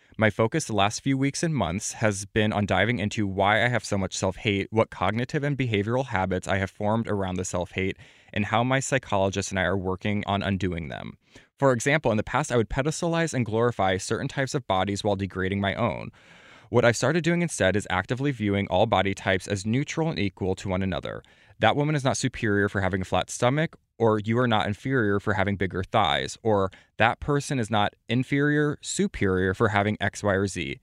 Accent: Platte, South Dakota, United States; I'm from Platte, South Dakota, population thirteen hundred.

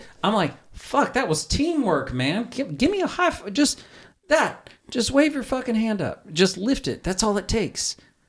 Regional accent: the South, United States; I'm from the South

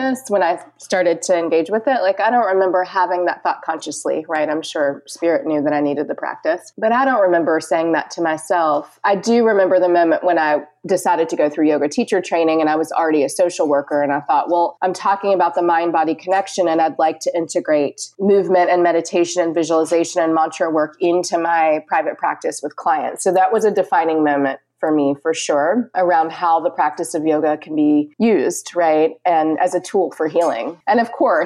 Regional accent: Richmond, Virginia, United States; moved away as an adult; also born or lived in North Carolina / Portland, Oregon; now in Winston-Salem, United States; I grew up in Richmond, Virginia, and lived there for about 21 years.

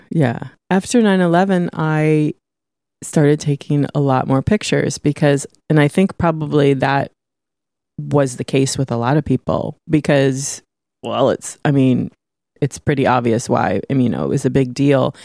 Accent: San Francisco, Grass Valley, California, United States; I was born in San Francisco, one of the f, five people that were ever born in San Francisco.

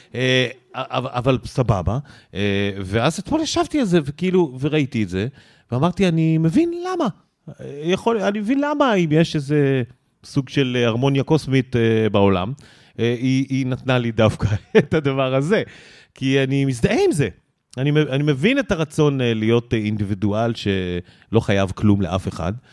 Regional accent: Israel; I'm from Israel

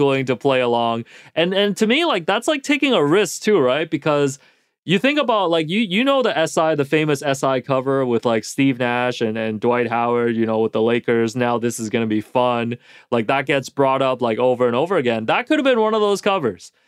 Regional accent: Toronto, Ontario, Canada; as a kid, you know, growing up in Toronto

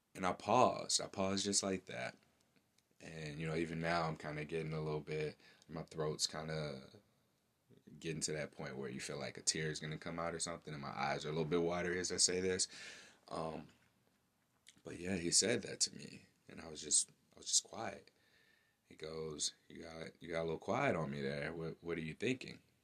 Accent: St. Louis, Missouri, United States; my hometown, St. Louis, Missouri

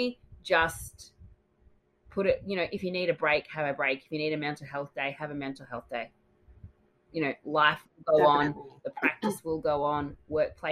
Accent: Australia; Your Australian host

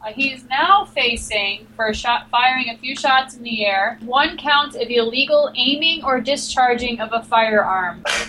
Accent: Long Island, New York, United States; I grew up in New York, on Long Island

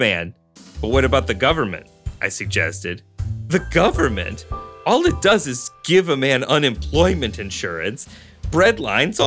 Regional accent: Buffalo, New York, United States; my hometown of Buffalo

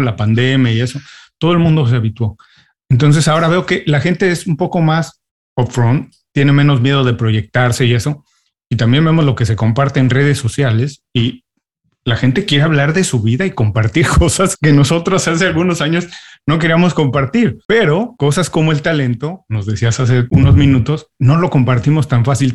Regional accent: Mexico; now in United States; yo siendo mexicano, viviendo en Estados Unidos

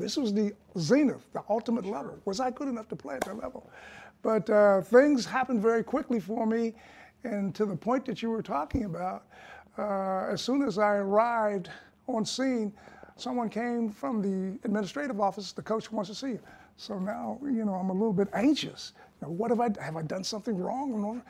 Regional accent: Warren, Ohio, United States; my hometown of Warren, Ohio

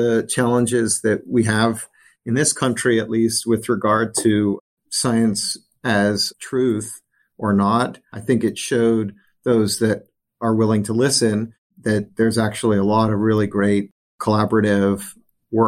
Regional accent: New Orleans, Louisiana, United States; when I grew up in Louisiana

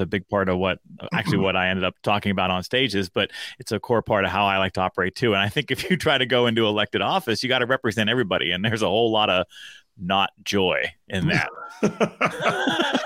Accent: Pittsburgh, Pennsylvania, United States; also born or lived in Frankfurt, Germany; I grew up outside of Pittsburgh in all of those kind of middle school and high school formative years

